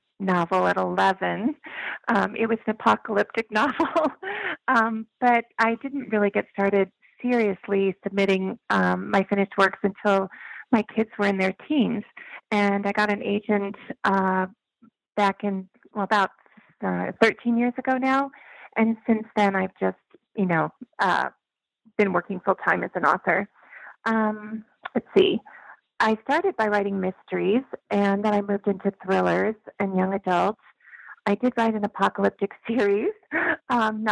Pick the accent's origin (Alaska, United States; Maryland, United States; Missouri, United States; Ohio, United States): Missouri, United States; I grew up in Missouri